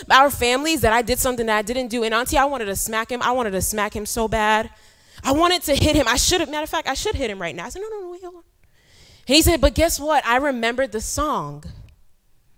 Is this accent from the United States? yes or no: yes; New York City, New York, United States; moved away as an adult; also born or lived in Ghana; now in Ivory Coast; born in Ghana and I grew up in New York City and now I work in Ivory Coast